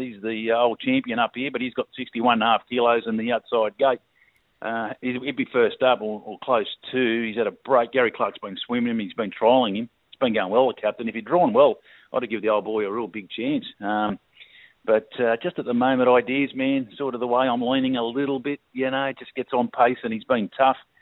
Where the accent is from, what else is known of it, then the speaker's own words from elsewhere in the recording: Sydney, Peak Hill, New South Wales, Australia; now in Northern Territory, Australia; I was originally from Sydney, and I spent my first ten years down in the Shire.